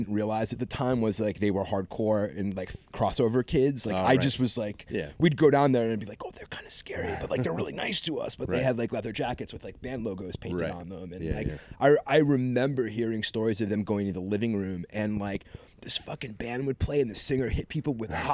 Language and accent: English; Westport, Massachusetts, United States; also born or lived in Fall River, Massachusetts; I grew up specifically in Westport, Mass.